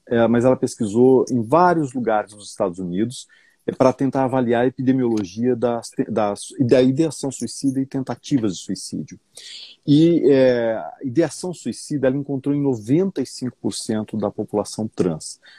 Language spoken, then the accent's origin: Portuguese; São José do Rio Preto, São Paulo, Brazil; Nasci lá em São José do Rio ah, Preto. Olha que legal, sou, sou de São José do Rio ah, Preto